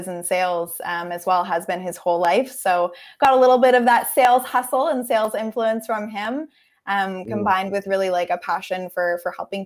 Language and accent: English; Unionville, Ontario, Canada; I grew up in Unionville, which is just about a half hour drive northeast of Toronto